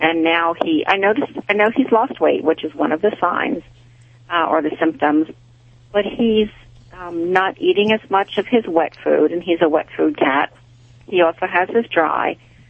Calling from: Morgantown, Pennsylvania, United States; I'm calling from Morgantown, Pennsylvania.

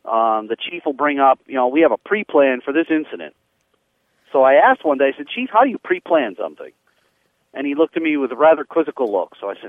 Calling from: Connecticut, United States; I'm calling from Connecticut

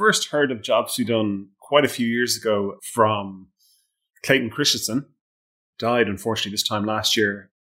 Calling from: Leinster, Ireland; I'm just in Louth, which is the wee county. It's the smallest county in Ireland.

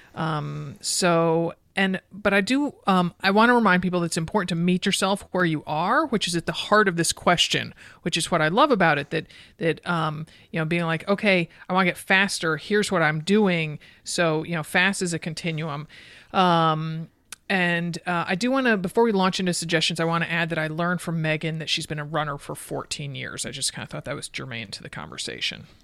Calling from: Orange County, California, United States; I'm calling from Orange County, California

